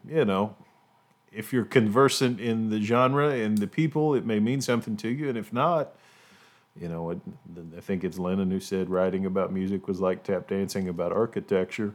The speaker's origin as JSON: {"language": "English", "region": "Appalachia", "country": "United States", "said": "as an Appalachian"}